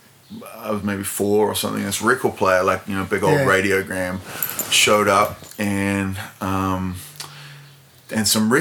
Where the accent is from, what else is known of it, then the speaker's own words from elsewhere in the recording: Christchurch, Canterbury, New Zealand; I grew up in Christchurch